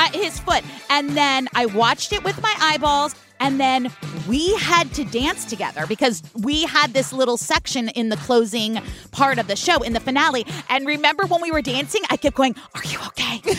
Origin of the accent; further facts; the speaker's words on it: California, United States; from the West Coast in California where we say all the letters in the words